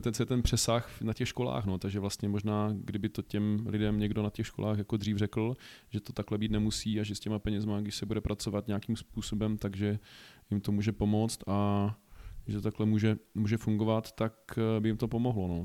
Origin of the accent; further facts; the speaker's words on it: Olomouc, Olomouc Region, Czechia; moved away as an adult; now in Prague, Czech Republic; jsem původem z Olomouce